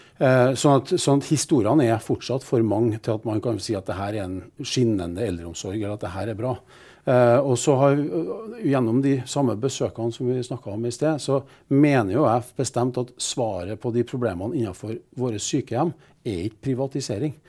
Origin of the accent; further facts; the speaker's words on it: Trondheim, Trøndelag, Norway; Vi er trondhjemmere, vi er stolte av byen.